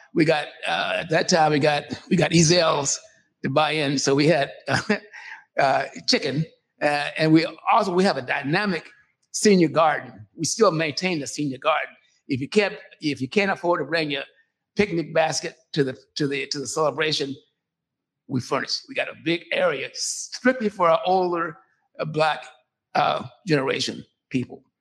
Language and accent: English; Seattle, Washington, United States; also born or lived in California; when I came, we came to Seattle, we came from California